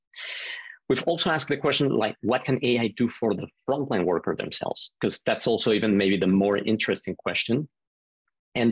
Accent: Mexico City, Mexico; moved away as an adult; originally, I'm from Mexico City. I grew up and was born there, lived the first 19 years there.

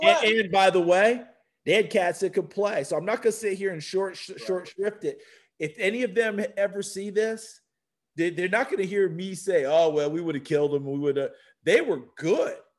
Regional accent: New Paltz, New York, United States; moved away as an adult; also born or lived in Tennessee; I love my hometown, New Paltz, New York. I wouldn't change a thing about growing up there

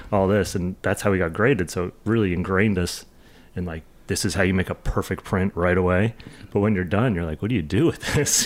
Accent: New Jersey, United States; also born or lived in New York / Boston / Los Angeles; I grew up skateboarding in New, New, North Jersey and New York

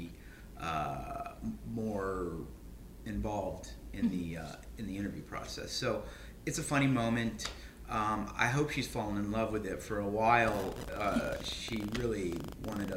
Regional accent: the South, United States; moved away; I grew up in the South

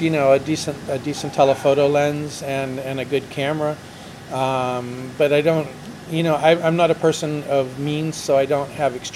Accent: United States; moved away as an adult; now in Mexico; Absolutely, well, I'm American.

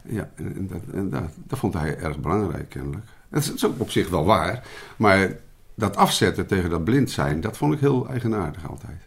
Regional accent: Utrecht, Netherlands; ik ben geboren in Utrecht

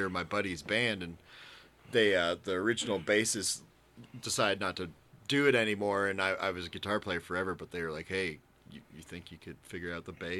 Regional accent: Boulder, Colorado, United States; I grew up in Boulder

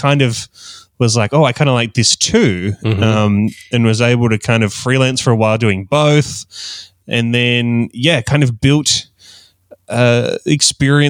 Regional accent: Australia; accent: Australian; I'm from Australia, hence the Australian accent.

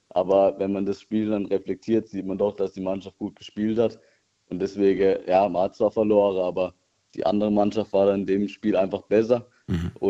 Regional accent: Altenheim, Baden-Württemberg, Germany; Ich bin aus Altenheim.

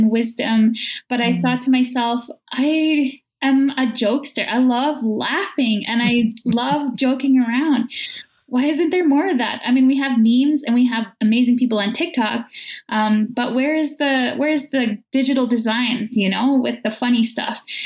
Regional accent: Opaskwayak Cree Nation, northern Manitoba, Canada; now in Winnipeg, Canada; I'm from Apaskwayak Cree Nation in northern Manitoba, but currently I'm a guest on Treaty One

